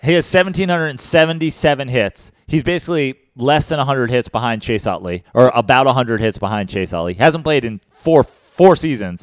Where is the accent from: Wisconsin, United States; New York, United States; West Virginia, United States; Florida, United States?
New York, United States; now in Venice, Los Angeles, United States; I'm from New York.